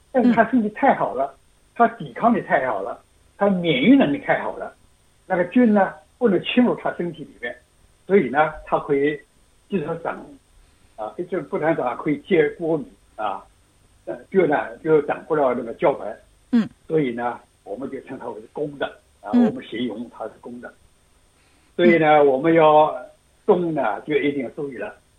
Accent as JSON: {"language": "Chinese", "region": "Shanghai", "country": "China", "moved": "yes", "lives_now": "Australia", "said": "我们上海人就叫焦白嘛"}